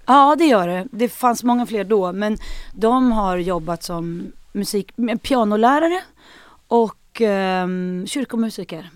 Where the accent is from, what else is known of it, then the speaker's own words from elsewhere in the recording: Sweden; moved away as an adult; now in Stockholm, Sweden; jag kommer från Sandane